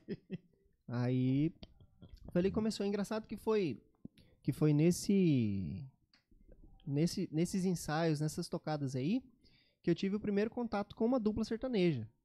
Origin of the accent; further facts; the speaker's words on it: Cacoal, Rondônia, Brazil; now in Campo Grande, Brazil; Eu sou de Cacoal, em Rondônia.